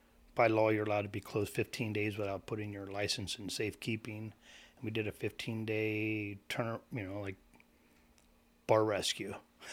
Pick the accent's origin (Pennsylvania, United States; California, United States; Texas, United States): Pennsylvania, United States; Fredericksburg; also born or lived in Lebanon, Pennsylvania; I was born in Lebanon, like probably all of us, like Matt said. Born and raised in Fredericksburg, PA.